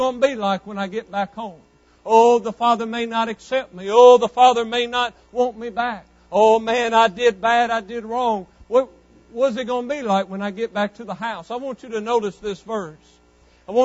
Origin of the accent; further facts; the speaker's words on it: West Monroe, Louisiana, United States; growing up in West Monroe, Louisiana, 16, 17, 18 years old